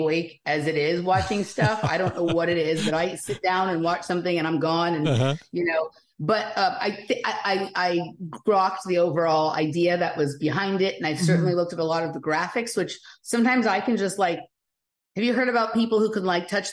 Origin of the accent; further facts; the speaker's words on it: Los Angeles, California, United States; I grew up in Chatsworth, which is a very unusual suburb of Los Angeles